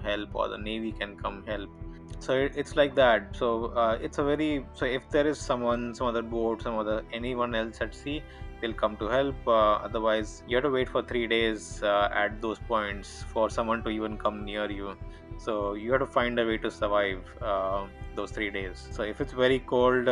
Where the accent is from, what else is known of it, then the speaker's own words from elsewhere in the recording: India; very normal, very Indian, lower middle class upbringing